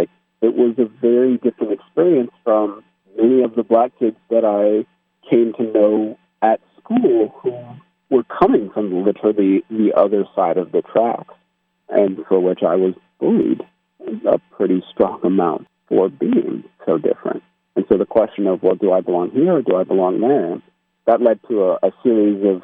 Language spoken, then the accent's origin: English; United States; I am American